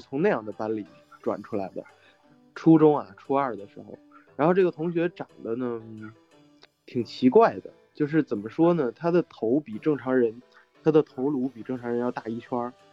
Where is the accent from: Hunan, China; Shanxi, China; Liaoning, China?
Liaoning, China; Haicheng; moved away; also born or lived in Beijing; 衡水也，也应该跟海城是一个类似的这种不太大的城市